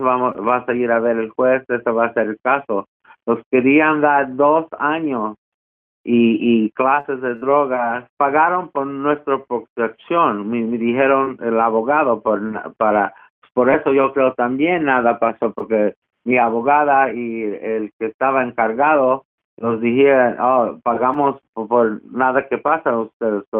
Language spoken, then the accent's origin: Spanish; United States; yo soy de Estados Unidos